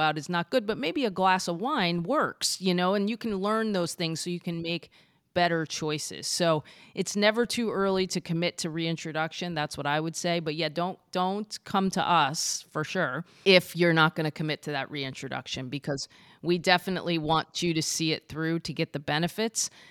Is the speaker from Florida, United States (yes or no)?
yes; Florida, United States; I was from Florida